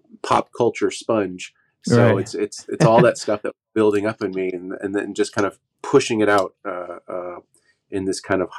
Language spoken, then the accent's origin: English; Oklahoma, United States; also born or lived in Los Angeles; where I grew up here in Oklahoma